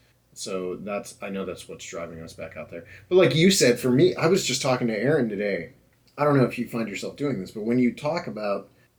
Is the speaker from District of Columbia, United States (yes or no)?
no; Ohio, United States; we're from Ohio